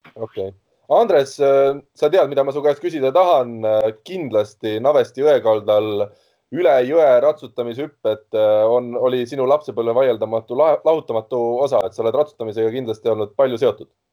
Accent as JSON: {"language": "Estonian", "town": "Tallinn", "region": "Harju County", "country": "Estonia", "tie": "born or raised there", "said": "mina kasvasin üles Mustamäel"}